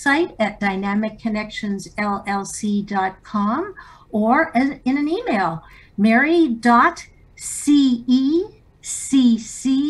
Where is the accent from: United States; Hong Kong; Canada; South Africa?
Canada; I was born in Canada